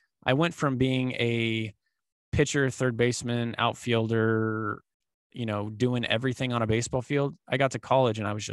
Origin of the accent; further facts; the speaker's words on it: Dallas-Fort Worth area, Texas, United States; I was born and raised here in the, just outside of the Dallas-Fort Worth area down here in Texas